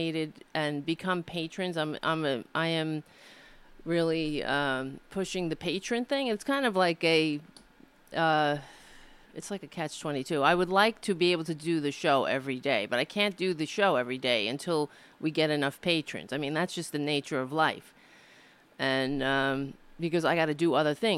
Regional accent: United States; being an American

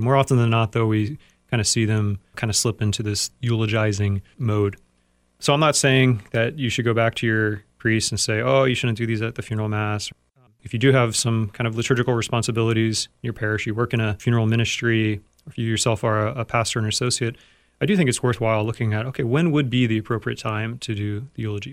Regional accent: United States

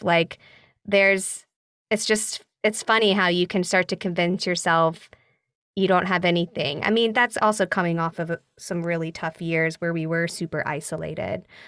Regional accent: Nashville, Tennessee, United States; moved away as an adult; also born or lived in Chapel Hill, North Carolina; now in New York, United States; I did regional theater growing up in Nashville

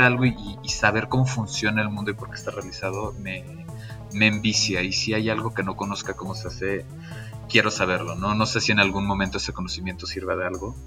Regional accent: Cancún, Quintana Roo, Mexico; moved away as an adult; now in Medellín, Colombia; En el hermosísimo Cancún, Quintana Roo, en el Caribe mexicano

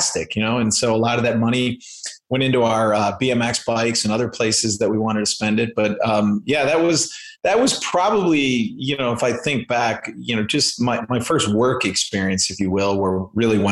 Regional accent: Chicago, Illinois, United States; I grew up in Chicago and Chicago area, I should say, the suburbs of Chicago.

